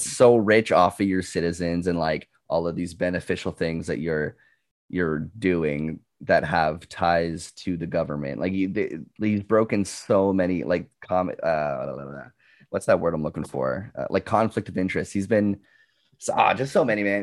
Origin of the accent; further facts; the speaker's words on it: Canada; As a Canadian